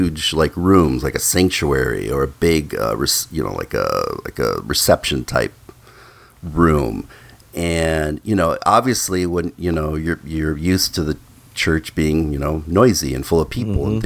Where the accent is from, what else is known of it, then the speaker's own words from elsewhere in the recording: Midwest, United States; when I was little and I was a young boy growing up in the Midwest